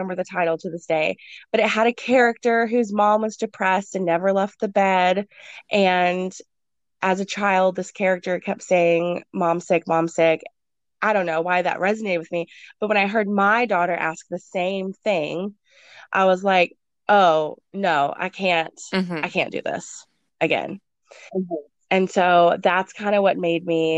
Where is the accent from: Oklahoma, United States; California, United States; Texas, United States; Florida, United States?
Texas, United States; moved away as an adult; even though I was from Texas, I hadn't lived there for about 6 years